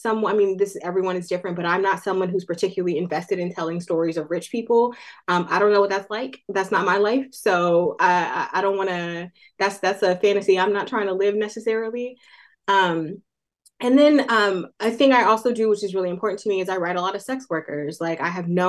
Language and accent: English; Oakland, California, United States; out of their house in Oakland, California, which is my hometown